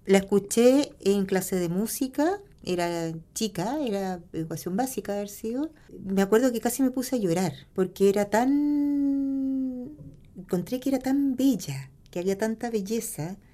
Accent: Punta Arenas, Magallanes and Chilean Antarctica, Chile; born or raised there

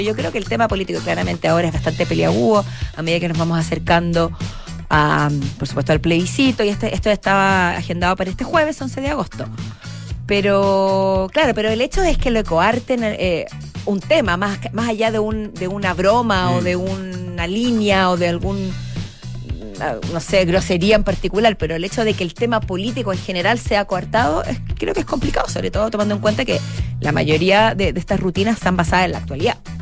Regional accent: Chile; como chilena

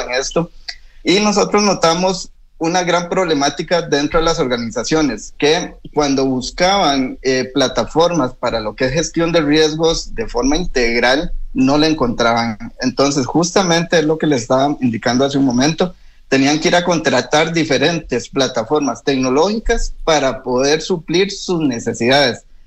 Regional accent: Costa Rica; now in Chile; Yo soy de Costa Rica

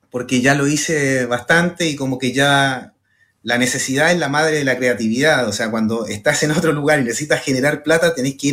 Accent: Valparaíso, Chile; now in Buenos Aires, Argentina; después de vivir en Buenos Aires, uno no se da cuenta, pero yo cuando llegué de Valparaíso, Valparaíso igual es como agradable vivir

